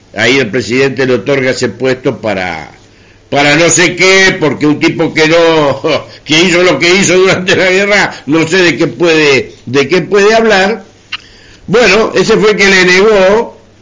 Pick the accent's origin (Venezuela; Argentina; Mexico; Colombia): Argentina; somos argentinos